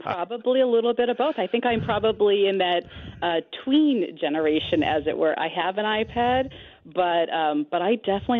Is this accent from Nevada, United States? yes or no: no; California, United States; also born or lived in Hawaii; now in St. Louis, United States; I'm originally from California, but okay. I moved to St. Louis from Hawaii, actually, and really never looked back.